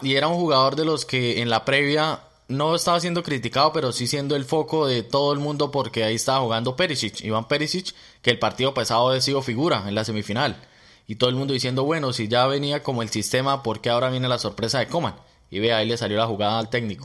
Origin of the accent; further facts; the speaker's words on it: Colombia; now in Melbourne, Australia; nosotros llegamos de Colombia o nuestro país de origen